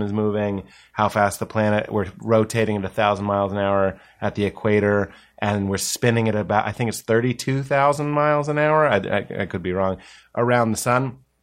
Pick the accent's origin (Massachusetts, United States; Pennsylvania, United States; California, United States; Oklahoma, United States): Massachusetts, United States; Boston; The East Coast. I'm from Boston.